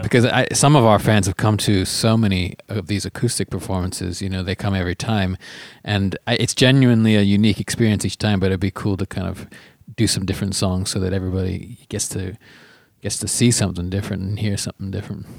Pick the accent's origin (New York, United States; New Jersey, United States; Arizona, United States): Arizona, United States; Phoenix; also born or lived in South Africa; now in Los Angeles, United States; growing up in Phoenix and South Africa and now living in L